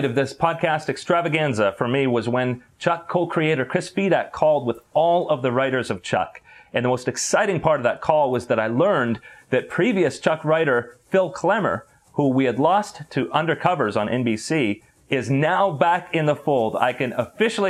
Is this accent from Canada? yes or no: yes; Calgary, Alberta, Canada; also born or lived in Edmonton, Alberta; I was born in Edmonton, Alberta, in the western part of Canada, and I grew up in Calgary, Alberta